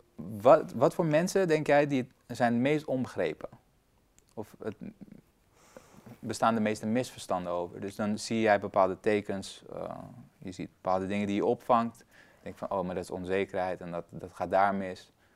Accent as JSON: {"language": "Dutch", "country": "Afghanistan", "tie": "born or raised there", "moved": "yes", "lives_now": "Netherlands", "said": "ik ben dus geboren in Afghanistan. Ik, heb, ik ben Afghaans en Nederlands"}